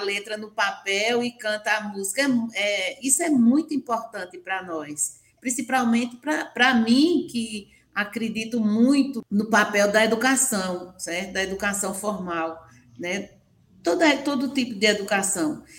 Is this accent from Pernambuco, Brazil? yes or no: yes; Buíque, Pernambuco, Brazil; also born or lived in Arcoverde, Pernambuco; quilombola, do Mundo Novo, em Buíque